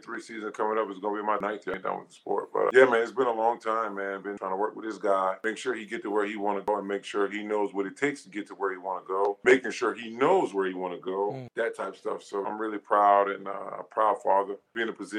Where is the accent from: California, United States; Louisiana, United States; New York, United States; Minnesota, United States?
Louisiana, United States; I'm from Louisiana